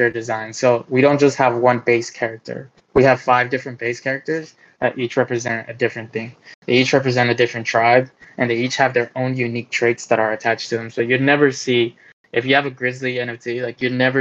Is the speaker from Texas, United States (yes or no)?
yes; Dallas, Texas, United States; I'm from Dallas, Texas